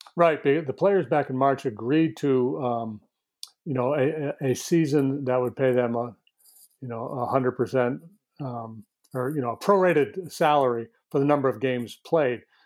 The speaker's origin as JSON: {"language": "English", "region": "northern New York", "country": "United States", "tie": "born or raised there", "moved": "yes", "said": "this little town that I'm from in northern New York"}